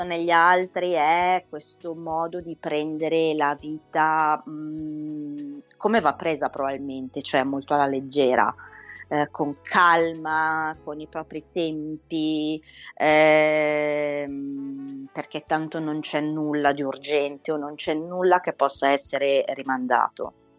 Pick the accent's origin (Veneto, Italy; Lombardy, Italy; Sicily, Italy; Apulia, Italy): Lombardy, Italy; Milan; io credo di essere una delle poche milanesi doc, nel senso mm. che ho mm. mamma e papà nati entrambi a Milano